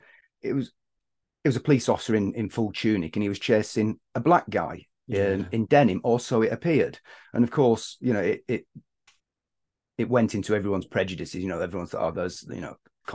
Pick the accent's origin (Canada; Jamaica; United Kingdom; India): United Kingdom; Bolton, North West England; moved away as an adult; now in London, United Kingdom; growing up in the Northwest in Bolton